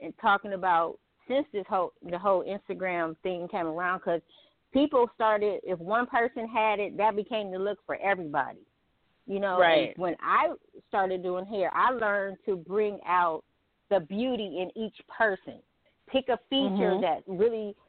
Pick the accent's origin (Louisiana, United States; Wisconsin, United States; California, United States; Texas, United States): California, United States; Pasadena; also born or lived in Ohio; I moved to Pasadena, and I grew up in Pasadena, California